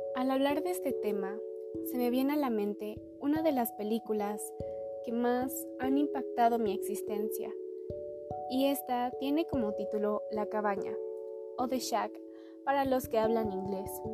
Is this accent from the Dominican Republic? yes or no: no; Puebla, Mexico; Tengo 17 años, nací en Puebla y estudio en el Instituto Oriente.